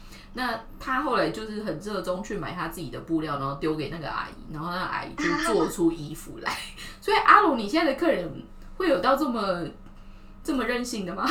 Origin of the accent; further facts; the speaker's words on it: southern Taiwan, Taiwan; 因为我们家是南部人，可是她身材其实又算比较高大一点